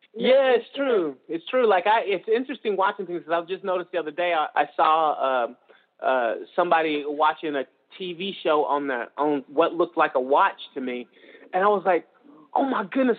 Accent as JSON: {"language": "English", "region": "Georgia", "country": "United States", "moved": "yes", "said": "I'm from Georgia"}